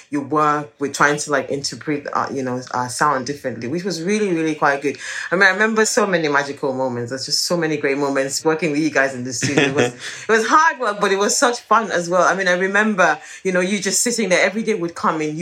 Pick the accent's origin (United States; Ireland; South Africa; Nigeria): Nigeria; moved away; growing up in Nigeria